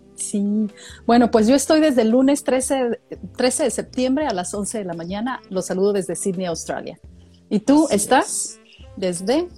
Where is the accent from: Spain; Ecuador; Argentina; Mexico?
Mexico; moved away; como mexicana viviendo en el extranjero